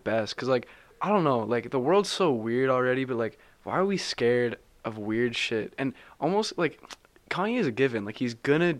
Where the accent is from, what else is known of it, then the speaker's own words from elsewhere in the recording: Canada; I'm Canadian.